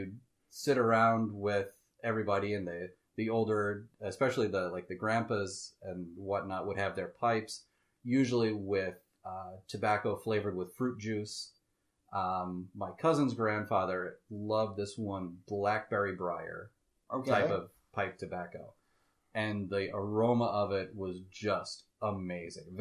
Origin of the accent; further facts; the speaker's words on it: Boston, Massachusetts, United States; I grew up in Boston, big city, but then my family over in Ireland had a farm.